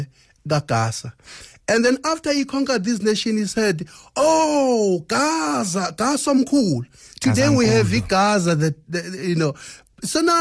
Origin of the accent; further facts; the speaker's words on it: KwaZulu-Natal, South Africa; I was born in KwaZulu-Natal, but my parents, my father and my great-grandfather were from Swaziland